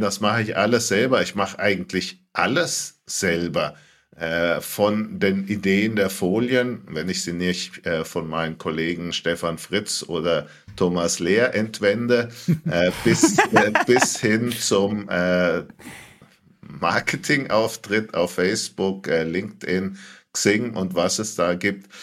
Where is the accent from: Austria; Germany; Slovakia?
Germany; Franconia, Bavaria; als äh, Franke